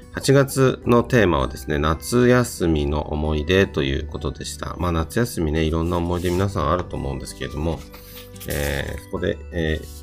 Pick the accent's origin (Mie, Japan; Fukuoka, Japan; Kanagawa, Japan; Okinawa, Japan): Kanagawa, Japan; Yokohama; 私の地元、横浜市の旭区